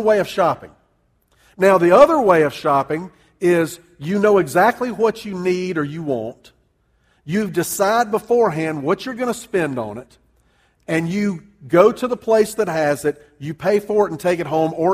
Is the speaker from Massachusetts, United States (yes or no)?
no; Columbia, South Carolina, United States; moved away as an adult; also born or lived in Charleston, South Carolina / New Orleans, Louisiana; now in Greenville County, South Carolina, United States; I grew up in Columbia. Went to school down in Charleston